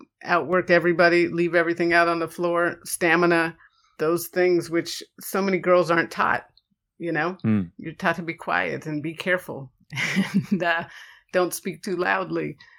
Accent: Pacific Grove, California, United States; also born or lived in Chicago; Yeah. So raised in Pacific Grove, California was the bulk of my upbringing. And it's a place up north near Carmel, Pebble Beach.

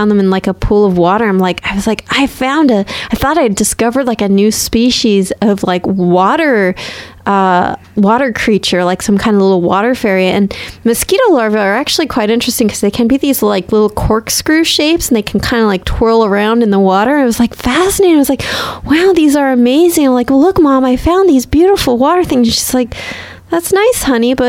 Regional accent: Encinitas, California, United States; Grew up in Encinitas

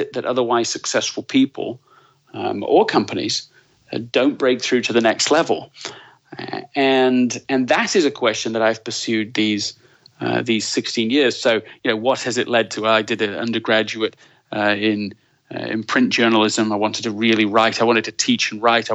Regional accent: Leeds, Yorkshire and the Humber, United Kingdom; moved away as an adult; also born or lived in London / Colorado; I was born in London, grew up in Leeds

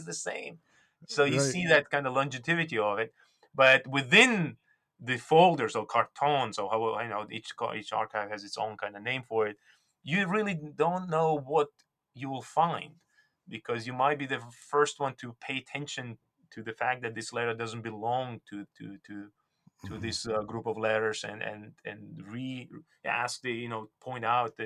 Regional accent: Georgia; first language Georgian; English is a second language; moved away; I was born and raised, I was born and raised in Soviet Union, and my native tongue is Georgian

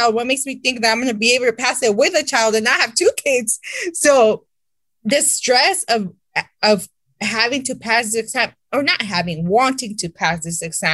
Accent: Santa Ana, California, United States; I interned in my hometown city of Santa Ana

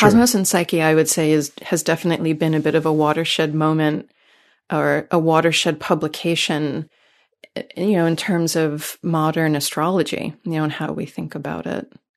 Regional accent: New York City, New York, United States; moved away as an adult; now in California, United States; I come from New York City, so I'm, I'm an East Coaster originally

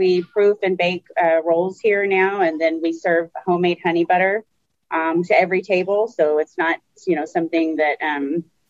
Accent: Texas, United States; I'm from Texas

